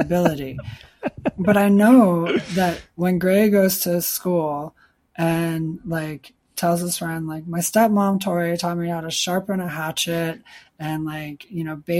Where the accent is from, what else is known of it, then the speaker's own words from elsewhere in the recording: Chicago, Illinois, United States; also born or lived in Michigan; I grew up in Chicago, but we went up to like Michigan and I spent time in the woods growing up